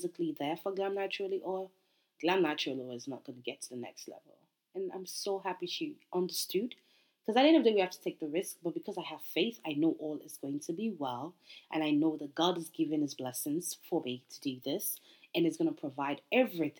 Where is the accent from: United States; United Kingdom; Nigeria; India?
Nigeria; I'm Nigerian